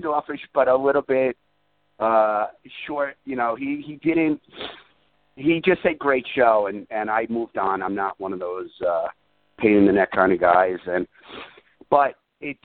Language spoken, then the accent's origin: English; New York, United States; a guy born and raised in New York